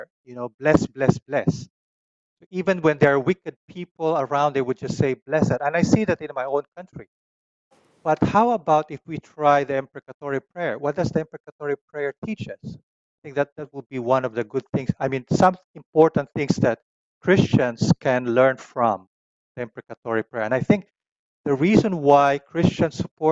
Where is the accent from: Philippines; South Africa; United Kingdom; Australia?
Philippines; my own Filipino culture, as an Asian, as a Filipino